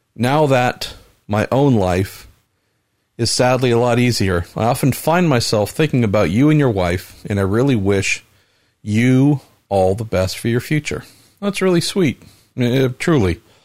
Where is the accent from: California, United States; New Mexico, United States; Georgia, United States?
California, United States; Bay Area; growing up here with the beauty that there is